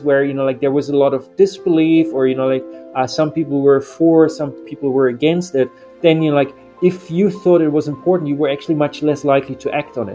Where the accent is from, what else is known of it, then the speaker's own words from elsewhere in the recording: eastern Germany, Germany; moved away as an adult; also born or lived in United Kingdom / New Zealand; now in Rio de Janeiro, Brazil; I was born in Germany, the eastern part